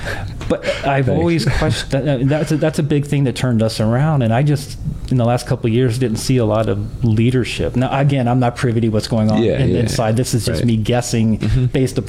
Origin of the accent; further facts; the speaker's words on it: Dallas, Texas, United States; moved away; I grew up in Dallas.